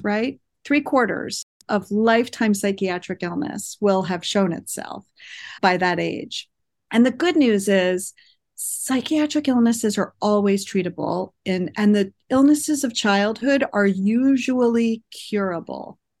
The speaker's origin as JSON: {"language": "English", "region": "East Coast", "country": "United States", "tie": "born or raised there", "also_born_or_lived": "New York City / Boston area", "moved": "as an adult", "lives_now": "Monterey, United States", "said": "I was born and raised in the East Coast, lived in New York City for a long time, and then in the Boston area for almost twenty years"}